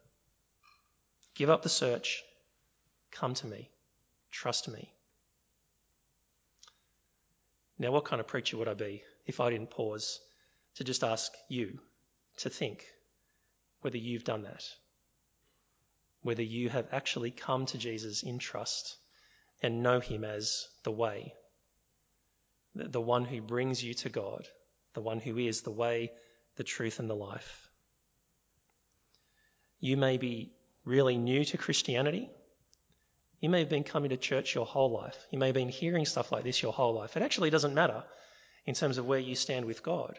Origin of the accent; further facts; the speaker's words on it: Sydney, New South Wales, Australia; I'm from Sydney.